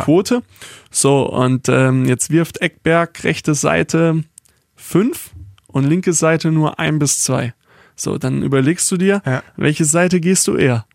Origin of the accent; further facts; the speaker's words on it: Baden-Württemberg, Germany; ich bin kein Schwabe, sondern Südbadener oder Badener